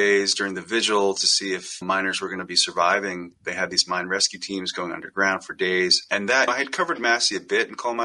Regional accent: New Jersey, United States; now in Pittsburgh, United States; I grew up in New Jersey

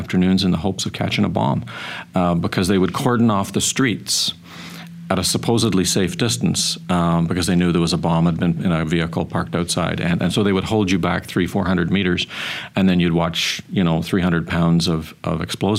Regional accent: Belfast, Northern Ireland, United Kingdom; also born or lived in Lurgan; now in Canada; I remember growing up in Northern Ireland. We were in a small town called Lurgan, and there was lots of soldiers and violence around.

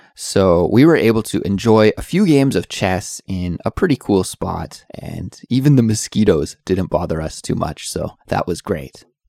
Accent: Canada; now in South Korea; I'm an English teacher who's originally from Canada, but I currently live in South Korea

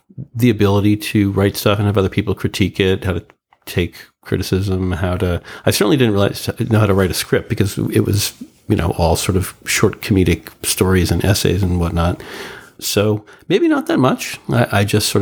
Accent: Mount Pleasant, New York, United States; moved away as an adult; also born or lived in Manhattan, New York; now in Los Angeles, United States; I was born on the Lower East Side of Manhattan and then turned into a shooting gallery in two senses of the word in the early 70s. So my parents moved us to an unincorporated strip of land in Westchester County called Mount Pleasant

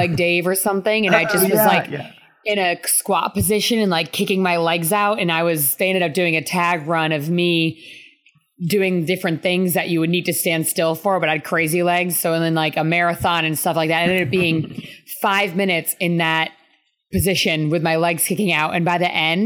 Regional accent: Rhode Island, United States; I'm from Rhode Island

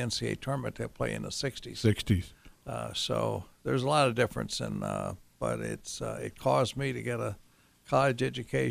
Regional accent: Ashland, Kentucky, United States; I was raised in Ashland, which I still consider to be my hometown.

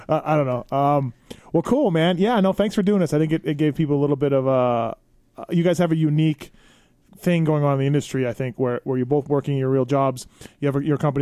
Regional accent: Canada; I'm Canadian

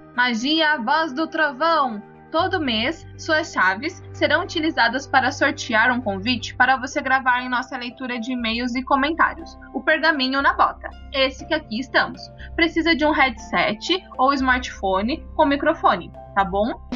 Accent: Marília, São Paulo, Brazil; now in Curitiba, Brazil; eu sou do interior de São Paulo, eu sou de Marília

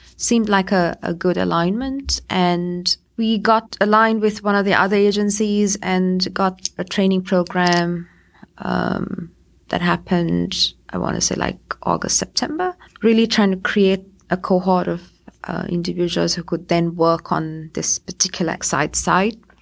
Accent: Sri Lanka; moved away; also born or lived in United States; I'm originally from Sri Lanka.

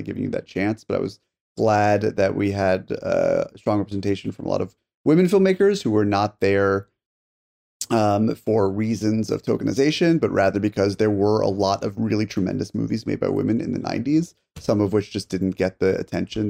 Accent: Connecticut, United States; when I was growing up in Connecticut in the 90s

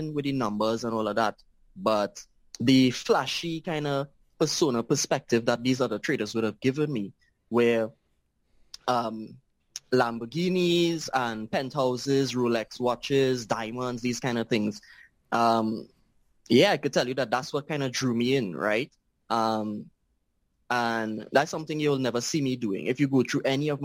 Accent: Trinidad & Tobago; I am from Trinidad and Tobago, a very, very small island.

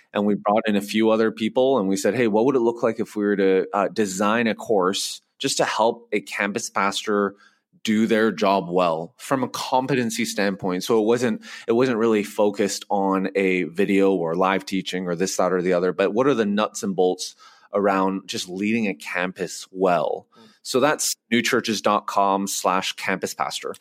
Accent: Vancouver, British Columbia, Canada; moved away as an adult; now in Nashville, United States; So I grew up in Vancouver

